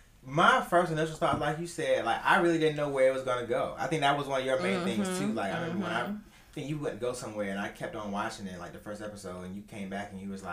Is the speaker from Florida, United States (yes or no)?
no; Augusta, Georgia, United States; I've been down here all my life. So I'm from Augusta.